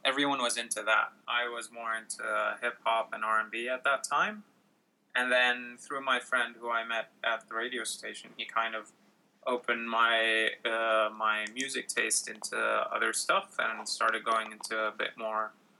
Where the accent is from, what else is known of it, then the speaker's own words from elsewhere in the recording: Jordan; moved away as an adult; also born or lived in Kuwait; now in Melbourne, Australia; So I'm originally Jordanian. I was born in Jordan, but my parents were living and working in Kuwait, and they stayed there till around 91, 92, but we used to visit Jordan a lot, and that's where my dad and mom and their families are from. After 92, we moved back there